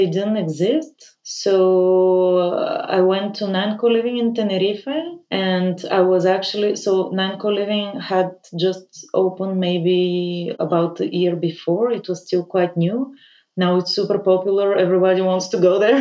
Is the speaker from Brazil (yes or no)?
no; Bulgaria; moved away; I'm originally from Bulgaria. I grew up there. I left quite early